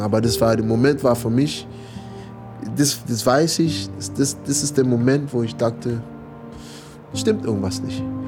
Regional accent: United States; German is a second language; moved away as an adult; also born or lived in California; now in Berlin, Germany; Ich bin aufgewachsen in Amerika

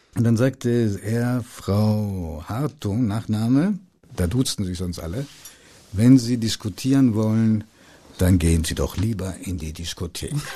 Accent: Hanover, Lower Saxony, Germany; also born or lived in Italy; ich verleugne meine Jugend in Hannover

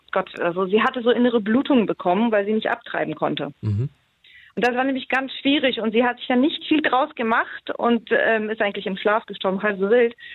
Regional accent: Poland; born there; Ich bin gebürtige Polin.

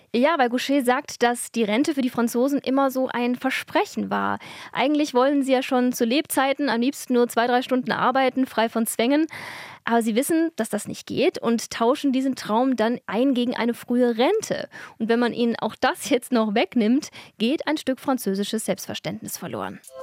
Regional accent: Germany; bei uns in Deutschland

